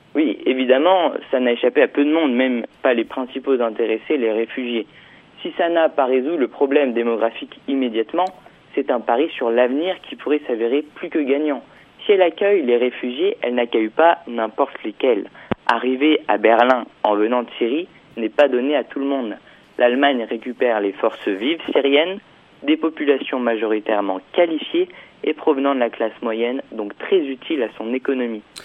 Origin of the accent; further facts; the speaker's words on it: France; je suis français